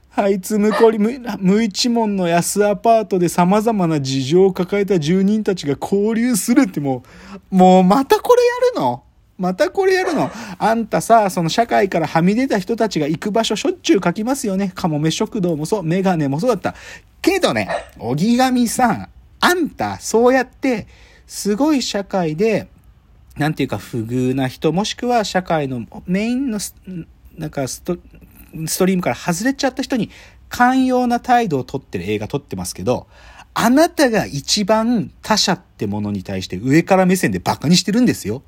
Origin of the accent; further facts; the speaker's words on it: Gunma, Japan; now in Tokyo, Japan; 群馬、自分の地元